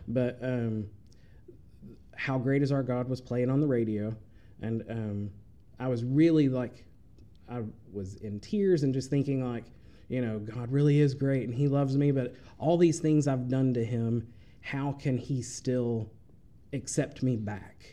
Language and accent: English; Chattanooga, Tennessee, United States; moved away as an adult; now in Murray, United States; I grew up in Chattanooga